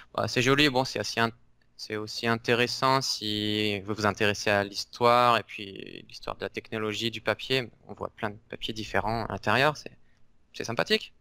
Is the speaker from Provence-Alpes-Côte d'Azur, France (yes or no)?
yes; Pertuis, Provence-Alpes-Côte d'Azur, France; moi je suis originaire de Pertuis, qui est à côté d'Avignon